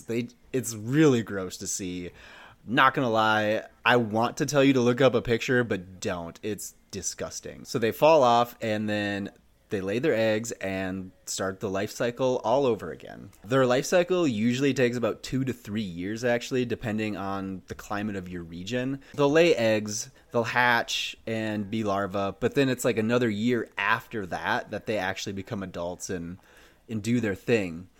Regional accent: Minnesota, United States; As a, a Minnesotan myself, growing up in the Midwest

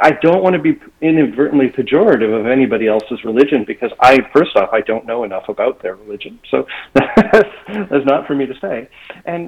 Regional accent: Toronto, Ontario, Canada; now in Boca Raton, United States; I grew up in Toronto

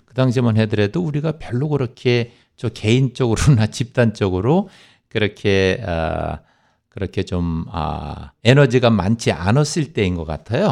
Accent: South Korea; now in New York, United States; 제가 한국 사람이라는 것

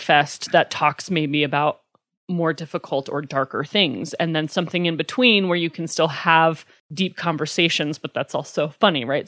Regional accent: Pavillion, Wyoming, United States; now in Lander, United States; I grew up in Pavilion

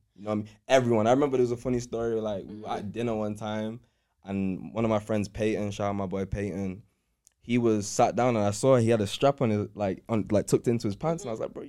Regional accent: Manchester, North West England, United Kingdom; growing up in Cheam Hill

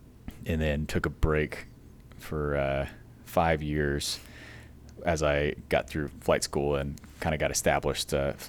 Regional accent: San Angelo, Texas, United States; I'm from San Angelo, Texas, out in West Texas, and grew up in the same little small town my whole, you know, raising there from birth to 18, and had a fun family of six

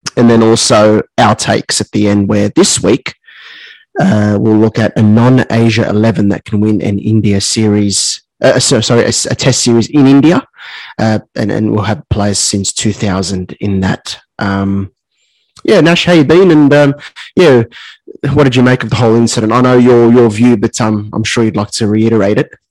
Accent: Australia; as an Aussie

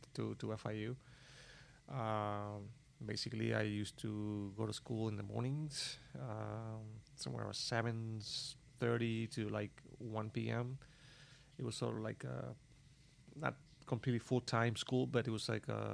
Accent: Cuba; moved away as an adult; also born or lived in Havana, Cuba; now in United States; I came from Cuba

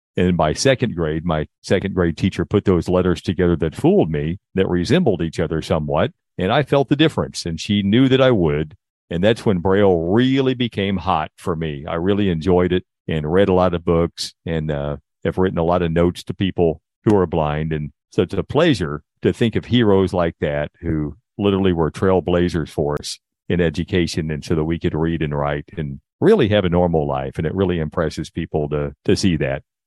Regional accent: Indiana, United States; moved away as an adult; now in Texas, United States; I grew up in Indiana, at least until I graduated from high school

